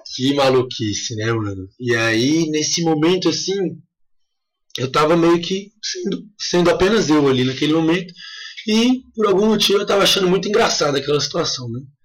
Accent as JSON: {"language": "Portuguese", "town": "Brasília", "region": "Federal District", "country": "Brazil", "moved": "yes", "lives_now": "Chapada dos Veadeiros, Brazil", "said": "que sou de Brasília"}